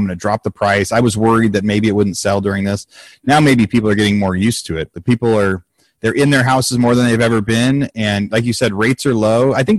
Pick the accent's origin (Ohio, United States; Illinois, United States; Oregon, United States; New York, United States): Oregon, United States; also born or lived in Northern California; now in Austin, Texas, United States; growing up in Oregon, we saw all four.